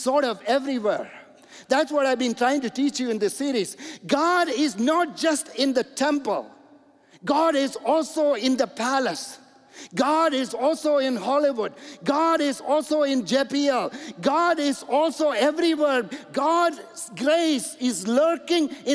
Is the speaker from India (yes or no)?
yes; India; moved away; also born or lived in Toronto, Canada; I'm an engineer from India.